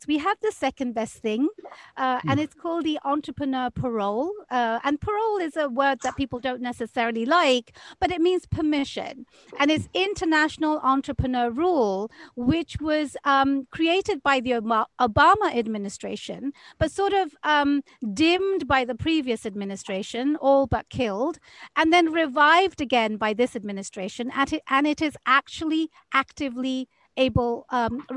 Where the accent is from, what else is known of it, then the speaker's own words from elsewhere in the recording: United Kingdom; now in Seattle, United States; I am a British transplant in America. I went through the entire immigration process to get my green card and then my citizenship